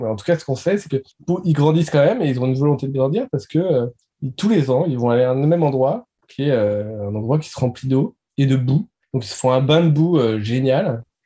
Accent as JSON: {"language": "French", "town": "Nantes", "region": "Pays de la Loire", "country": "France", "said": "je suis nantais"}